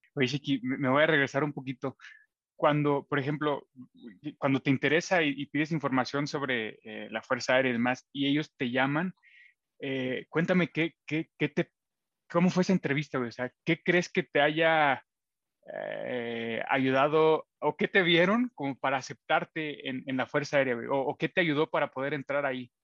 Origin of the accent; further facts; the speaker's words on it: Matehuala, San Luis Potosí, Mexico; la ciudad eh, donde yo nací y crecí, y él también, en Matehuala, San Luis Potosí